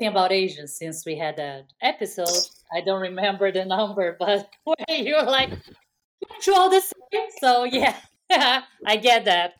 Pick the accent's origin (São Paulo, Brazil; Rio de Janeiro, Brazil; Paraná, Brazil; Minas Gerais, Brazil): Rio de Janeiro, Brazil; now in San Francisco Bay Area, United States; where I grew up in Rio